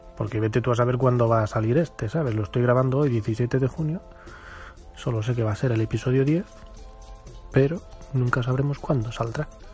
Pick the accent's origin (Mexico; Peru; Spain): Spain; yo soy español, español, español, y creo que estoy orgulloso de ello